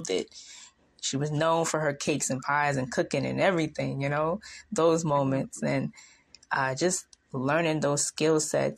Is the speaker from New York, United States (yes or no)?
yes; New York, United States; I'm younger than you, but, you know, and I'm from New York.